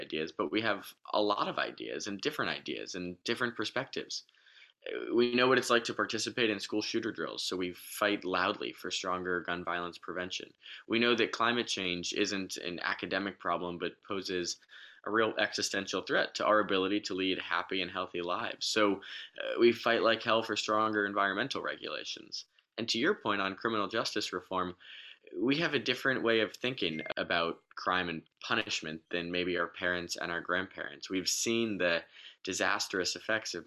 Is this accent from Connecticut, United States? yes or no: yes; Westport, Connecticut, United States; my hometown of Westport, Connecticut.